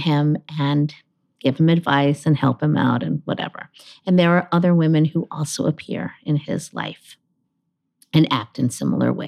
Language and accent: English; Honolulu, Hawaii, United States; I was born in Honolulu, Hawaii